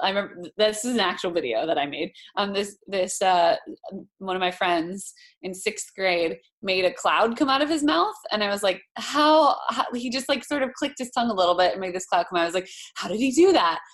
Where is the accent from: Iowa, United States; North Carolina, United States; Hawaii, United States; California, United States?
Hawaii, United States; moved away; also born or lived in Boston; I grew up in Hawaii